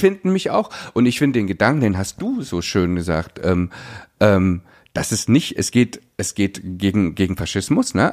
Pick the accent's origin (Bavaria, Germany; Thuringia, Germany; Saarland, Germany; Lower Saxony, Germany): Thuringia, Germany; Pößneck; moved away; da komme ich genau da, wo, wo die AfD am stärksten ist. Das ist da, wo ich aufgewachsen bin